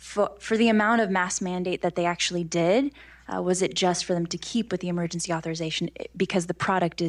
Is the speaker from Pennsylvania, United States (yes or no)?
no; Los Angeles, California, United States; I'm actually from Los Angeles